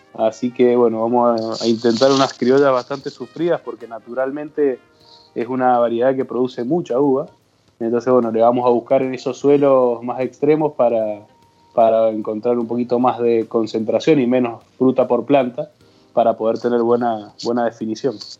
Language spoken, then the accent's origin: Spanish; Argentina